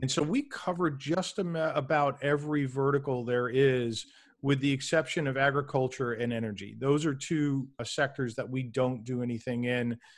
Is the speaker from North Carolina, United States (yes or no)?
no; New York City, New York, United States; I grew up in New York City